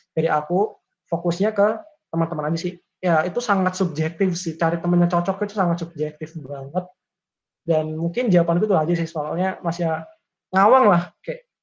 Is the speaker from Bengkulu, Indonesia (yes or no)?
no; Kediri, East Java, Indonesia; Seperti misal kalau aku dari Kediri, misal masuk uh, ke UI, ya mungkin aku cari teman-teman yang Jawa Timur juga